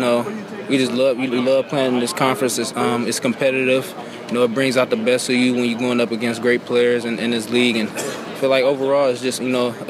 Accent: Detroit, Michigan, United States; I'm in my hometown. Me and Martez, we got a couple Detroit guys.

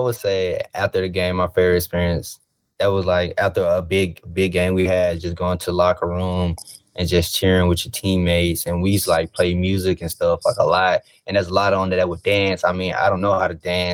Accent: Mobile, Alabama, United States; playing the Senior Bowl in my hometown, just watching it growing up as a little kid

